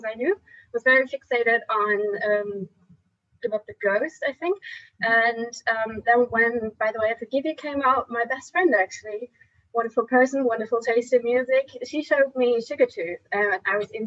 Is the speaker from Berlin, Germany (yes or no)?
no; Cologne, North Rhine-Westphalia, Germany; I'm from Germany, from Cologne to be precise